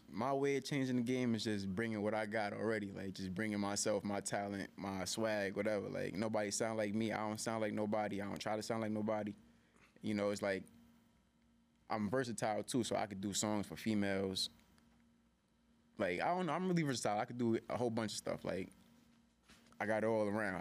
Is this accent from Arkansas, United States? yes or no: no; New York City, New York, United States; I'm from Harlem